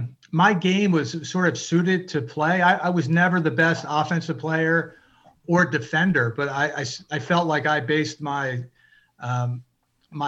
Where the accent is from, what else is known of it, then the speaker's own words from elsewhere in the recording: Baltimore, Maryland, United States; I grew up in Baltimore, but not in the prep school world. I was from a very blue collar, middle class family and area within Baltimore City.